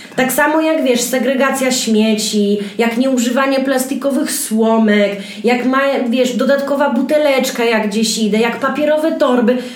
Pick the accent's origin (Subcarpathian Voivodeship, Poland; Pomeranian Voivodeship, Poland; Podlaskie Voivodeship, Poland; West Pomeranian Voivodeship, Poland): Podlaskie Voivodeship, Poland; Białystok; ja jestem z Stoku, mamy pod Stokiem działkę na naszym kochanym Podlasiu